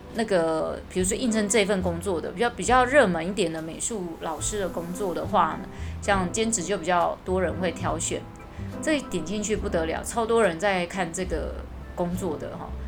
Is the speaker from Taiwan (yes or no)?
yes; Taiwan; 我们台湾人的英文程度都不会太差